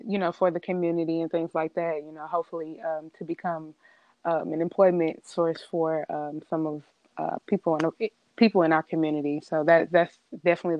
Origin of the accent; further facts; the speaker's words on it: St. Louis, Missouri, United States; I am originally from St. Louis, the metropolitan area